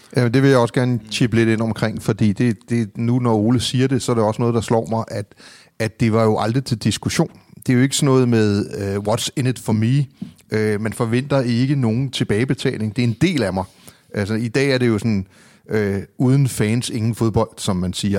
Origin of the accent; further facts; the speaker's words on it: Copenhagen, Capital Region of Denmark, Denmark; Jeg var vokset op i det, der hedder Hørgården. Det var en del af urbanplanen